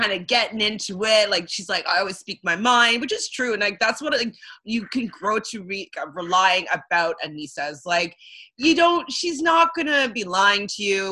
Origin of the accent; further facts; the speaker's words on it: Canada; I'm from Canada